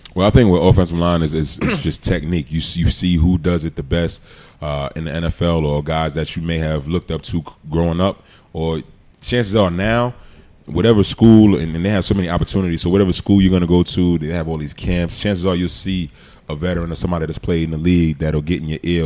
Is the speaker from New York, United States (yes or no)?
yes; New York City, New York, United States; moved away; also born or lived in Oxford, Mississippi; growing up in Queens, I didn't know if I was going to go to uh, to college